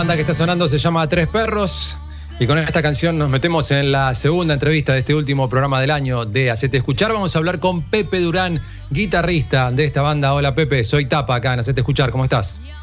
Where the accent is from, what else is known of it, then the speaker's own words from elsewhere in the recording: General Madariaga, Buenos Aires Province, Argentina; soy de Madariaga